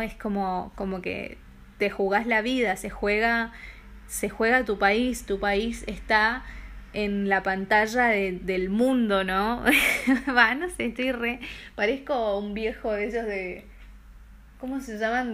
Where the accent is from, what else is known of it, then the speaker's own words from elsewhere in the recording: Argentina; moved away as an adult; now in Denmark; soy argentina